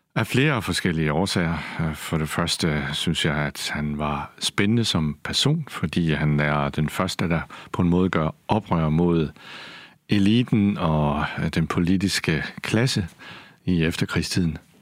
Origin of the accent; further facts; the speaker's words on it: Kolding, Southern Denmark, Denmark; also born or lived in Odense; Jeg er selv fra Kolding og gik på Munkenstam Gymnasium